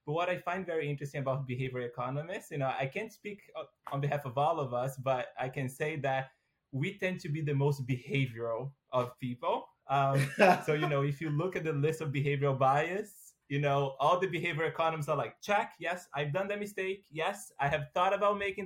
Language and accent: English; Brazil; moved away as an adult; now in United States; I am originally from Brazil. So I got a full ride scholarship to go study in the U.S.